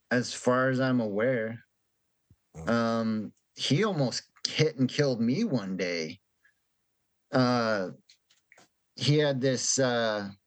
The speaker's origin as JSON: {"language": "English", "country": "Canada"}